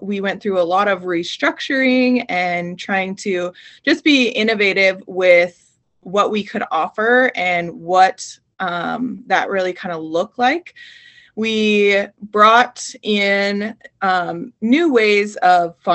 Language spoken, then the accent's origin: English; Montana, United States; I grew up in Montana on a ranch